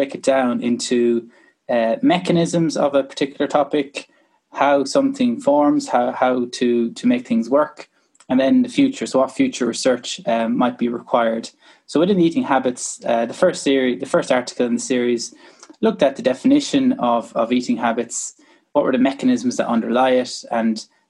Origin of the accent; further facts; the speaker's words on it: Kilkenny, Leinster, Ireland; I'm from Kilkenny originally. I used to play hurling as any decent person from Kilkenny would